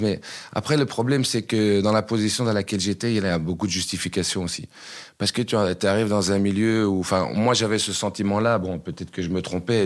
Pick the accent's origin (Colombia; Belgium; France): Belgium; Uccle, Brussels-Capital Region; also born or lived in Waterloo; Je suis pas né à Braine-l'Alleud, je suis né à Uccle